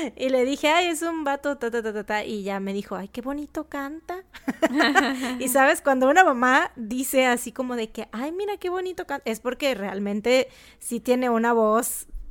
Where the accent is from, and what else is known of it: Mexico